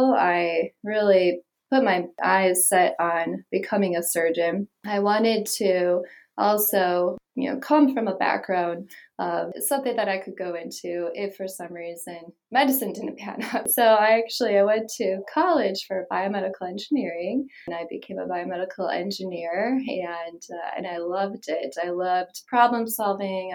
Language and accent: English; outside of Milwaukee, Wisconsin, United States; now in Las Vegas, United States; I grew up in Wisconsin, outside of Milwaukee.